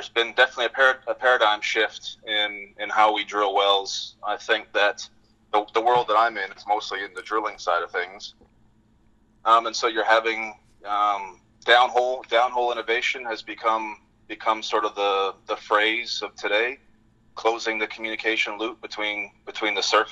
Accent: British Columbia, Canada; moved away as an adult; also born or lived in Gabon; now in Fort Worth, United States; I grew up in British Columbia, a small town north of Vancouver, about 3 hours.

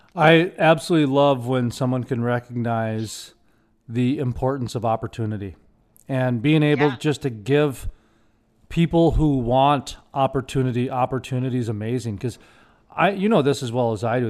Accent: Minneapolis, Minnesota, United States; moved away; also born or lived in Fargo, North Dakota; My hometown is Minneapolis. And then I moved to Fargo

